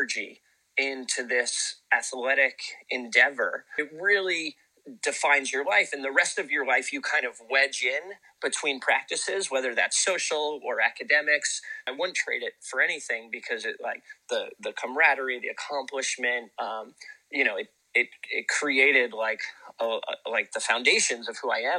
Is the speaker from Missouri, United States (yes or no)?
no; Santa Cruz, California, United States; also born or lived in Capitola, California; I grew up in Santa Cruz, which is a town of kind of like great watermen.